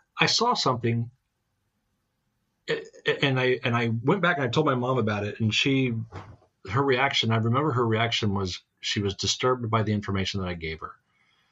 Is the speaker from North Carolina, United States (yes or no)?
no; Montana, United States; also born or lived in Baltimore, Maryland / West Virginia; I'm born in Baltimore, raised in West Virginia. Before I got into school, I think I had up to first, second, and third grade in West Virginia, and then the rest of it was all Montana. Everything Montana.